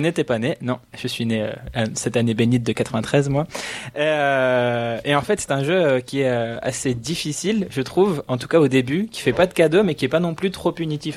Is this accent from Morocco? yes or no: no; Belgium; en tant que belge